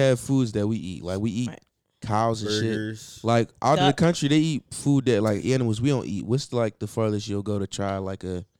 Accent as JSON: {"language": "English", "country": "Nigeria", "said": "I'm Nigerian though."}